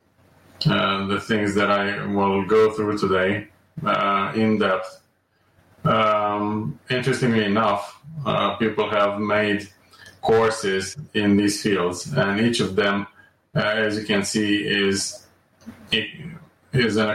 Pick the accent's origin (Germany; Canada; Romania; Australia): Romania; moved away as an adult; also born or lived in Amsterdam; I was born and raised in Romania, and I graduated there from medical school.